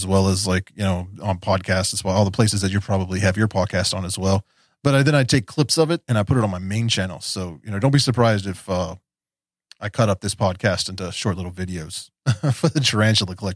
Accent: West Virginia, United States; I was a punk rock kid growing up in West Virginia

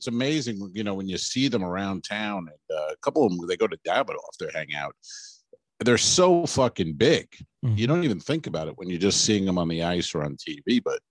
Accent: New York, United States; now in Tampa, United States; I'm from New York

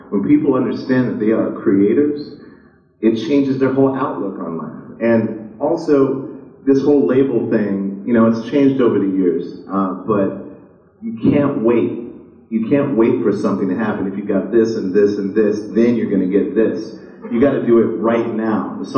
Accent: Montana, United States; When I grew up in Montana in the 80s, uh, we had a lot of funding for the arts and, and science in school.

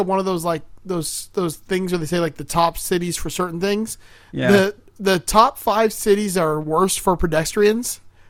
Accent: Miami, Florida, United States; hey, I'm from Miami.

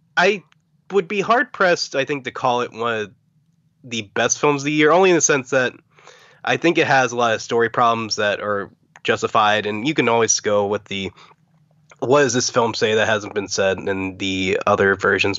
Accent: Pittsburgh, Pennsylvania, United States; I'm from Pittsburgh

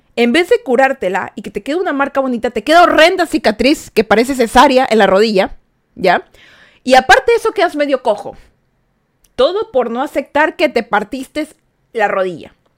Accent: Ecuador; Yo soy de Ecuador

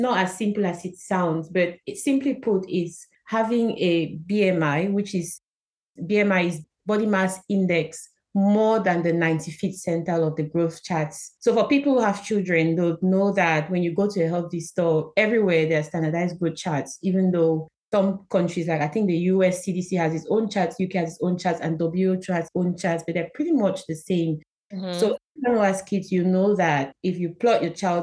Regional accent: Cameroon; moved away as an adult; now in United Kingdom; I'm originally from Cameroon, where I studied

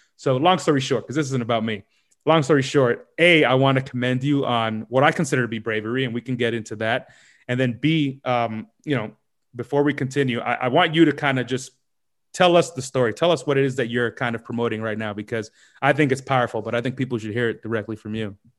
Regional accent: New York City, New York, United States; moved away; also born or lived in London; I'm from New York, but I'm in London right now

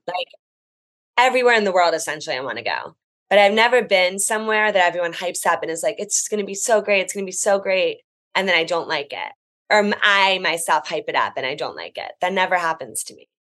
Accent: New Jersey, United States; I love New Jersey. I'm from New Jersey

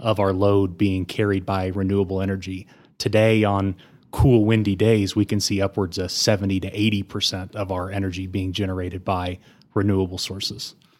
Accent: Amarillo, Texas, United States; also born or lived in Austin, Texas / Denver, Colorado; I was born and raised in Amarillo, went to Sleepy Hollow, went to Bonham

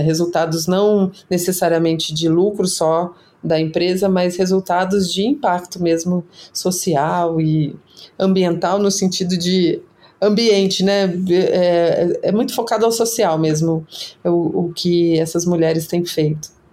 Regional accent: Brazil; orgulho de ser brasileiro

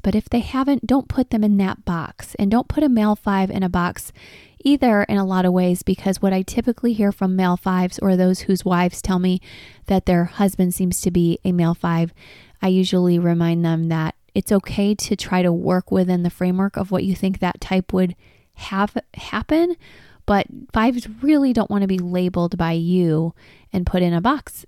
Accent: Detroit, Michigan, United States; I'm from Detroit.

